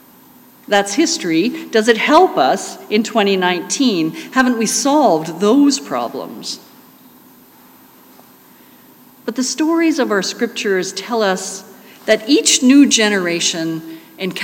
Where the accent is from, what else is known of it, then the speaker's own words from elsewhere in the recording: Calgary, Alberta, Canada; I grew up in Calgary, we had lots of access to Rocky Mountain Wilderness